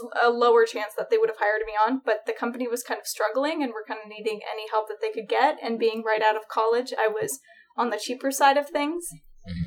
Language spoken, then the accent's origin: English; Oregon, United States; moved away as an adult; now in Los Angeles, United States; I grew up in Oregon.